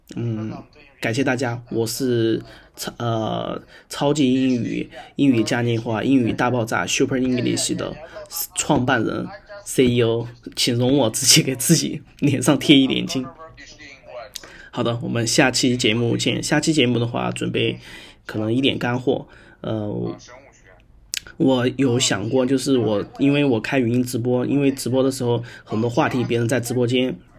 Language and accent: Chinese; Sichuan, China; 我呢是来自于四川